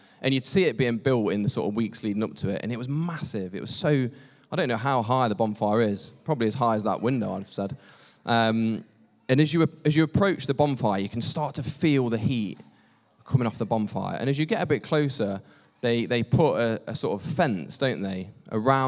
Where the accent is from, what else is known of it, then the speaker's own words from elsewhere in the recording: Long Eaton, East Midlands, United Kingdom; I grew up in Long Eaton. I've lived the majority of my life in Long Eaton